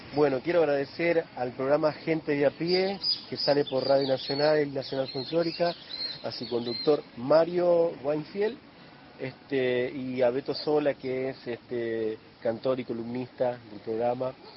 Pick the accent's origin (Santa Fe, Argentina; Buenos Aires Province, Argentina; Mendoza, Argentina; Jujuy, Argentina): Santa Fe, Argentina; Coronda; moved away; also born or lived in Buenos Aires; en Coronda, en mi pueblo.